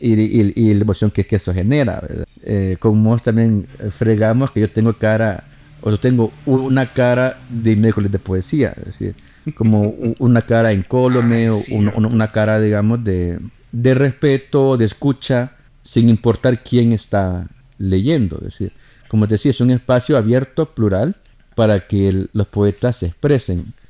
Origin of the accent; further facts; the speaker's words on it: El Salvador; como salvadoreños el idioma que hablamos